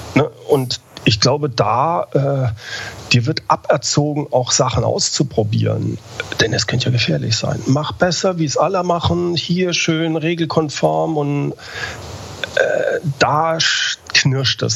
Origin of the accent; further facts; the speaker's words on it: Germany; Gerade wir als Deutsche